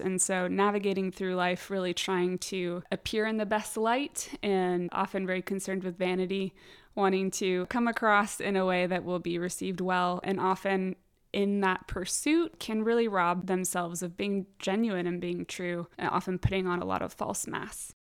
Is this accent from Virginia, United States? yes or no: no; San Diego, California, United States; moved away as an adult; now in Richmond, United States; I am from San Diego, born and raised